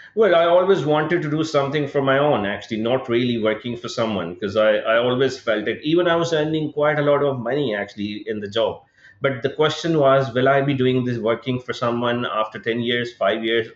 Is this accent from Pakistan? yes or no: yes; Pakistan; moved away as an adult; also born or lived in United Kingdom; I was born and raised in Pakistan. My childhood and everything was based here